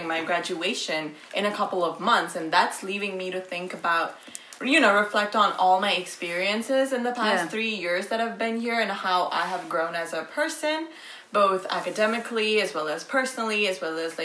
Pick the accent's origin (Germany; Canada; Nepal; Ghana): Nepal; moved away as an adult; now in Ithaca, United States; I am from Nepal.